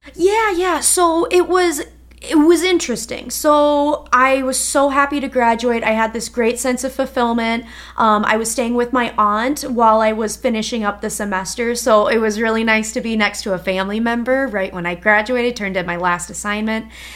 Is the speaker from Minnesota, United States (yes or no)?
yes; Minnesota, United States; moved away as an adult; also born or lived in Wisconsin; so I'm from Minnesota originally